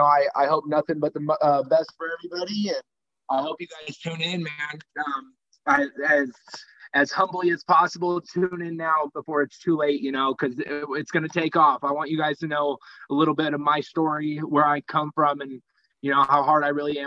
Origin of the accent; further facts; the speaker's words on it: Puyallup, Washington, United States; moved away as an adult; also born or lived in Tacoma, Washington; now in San Antonio, United States; I just moved down here to San Antonio, Texas, from my hometown of Puyallup, Washington, Tacoma, Washington.